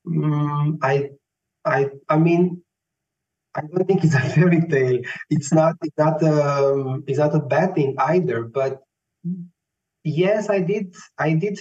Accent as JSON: {"language": "English", "country": "Romania", "tie": "born or raised there", "also_born_or_lived": "Bucharest", "moved": "as an adult", "lives_now": "Vienna, Austria", "said": "I was born in Romania. I'm Romanian. I was born and raised there. I moved to Vienna 8 years ago after I completed my bachelor studies in Bucharest"}